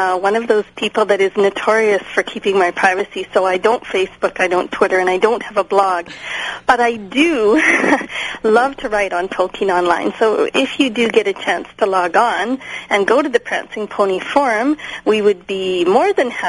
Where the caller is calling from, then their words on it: Edmonton, Alberta, Canada; I'm calling from Western Canada, more specifically Edmonton